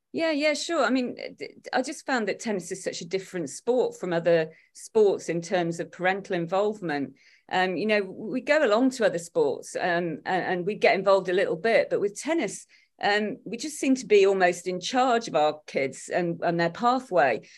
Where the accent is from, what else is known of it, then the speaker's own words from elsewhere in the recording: Derby, East Midlands, United Kingdom; accent: Derby; my Derby accent